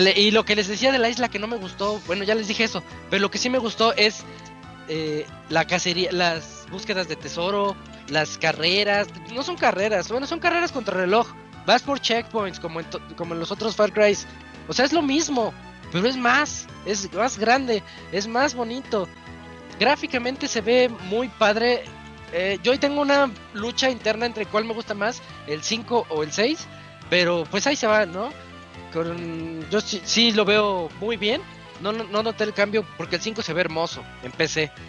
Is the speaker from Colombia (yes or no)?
no; Mexico; yo soy un mexicano que es que no se siente latino